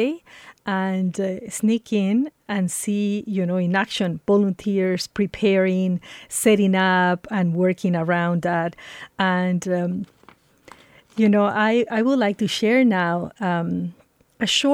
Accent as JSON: {"language": "English", "country": "Ecuador", "moved": "yes", "lives_now": "Boulder, United States", "said": "I am an immigrant from Ecuador, lucky to be living in Boulder."}